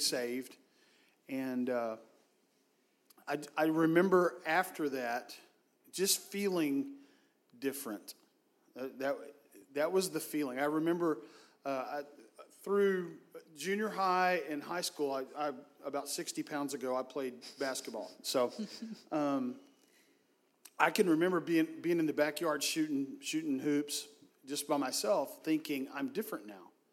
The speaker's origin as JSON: {"language": "English", "town": "Hurst", "region": "Texas", "country": "United States", "tie": "born or raised there", "said": "I grew up in the Metroplex in Hearst, Texas"}